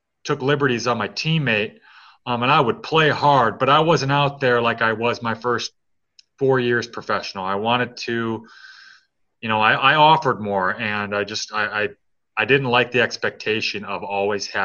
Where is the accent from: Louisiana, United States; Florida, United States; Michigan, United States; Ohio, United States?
Michigan, United States; Detroit; I'm from Detroit